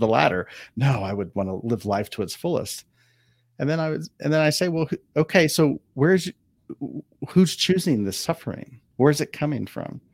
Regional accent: Ohio, United States; now in Southern California, United States; I grew up in Ohio

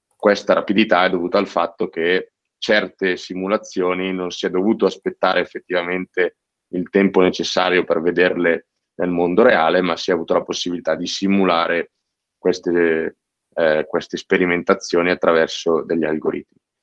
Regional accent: province of Cremona, Lombardy, Italy; io vengo dalla provincia di Cremona

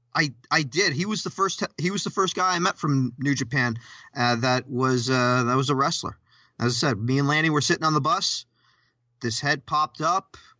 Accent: Canada; we're, we're both Canadian

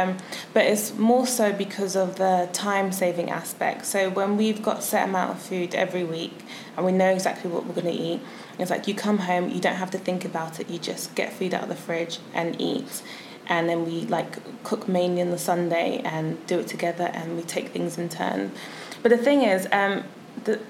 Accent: London, United Kingdom; moved away as an adult; now in Bristol, United Kingdom; I am originally from London.

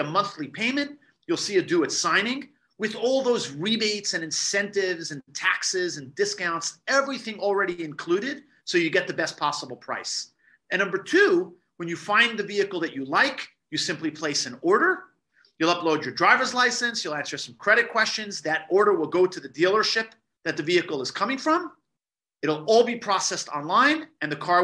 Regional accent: New York, United States; born and raised in New York

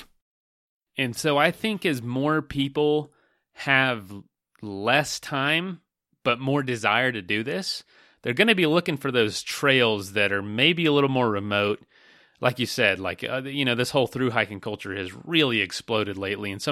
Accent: Florida, United States; moved away; also born or lived in western United States; I'm from Florida and I live close to parts of the trail

